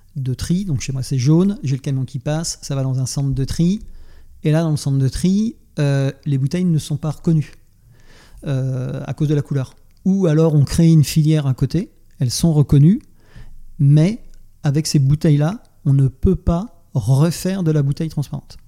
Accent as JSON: {"language": "French", "town": "Nantes", "region": "Pays de la Loire", "country": "France", "said": "je suis nantais"}